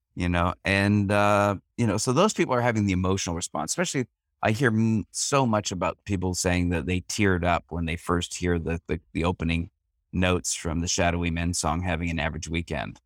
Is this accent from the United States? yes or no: no; Canada; I'm Canadian and I had an English mother